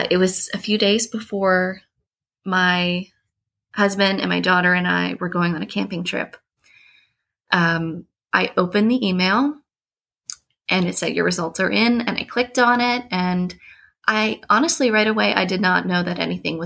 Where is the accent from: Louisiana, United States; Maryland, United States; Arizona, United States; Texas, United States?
Maryland, United States; about 40 minutes north of Baltimore, Northern; We grew up in Northern Maryland, about 40 minutes north of Baltimore.